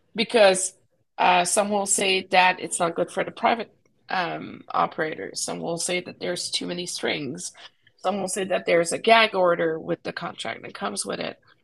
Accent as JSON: {"language": "English", "region": "Quebec", "country": "Canada", "tie": "born or raised there", "moved": "yes", "said": "growing up in Quebec"}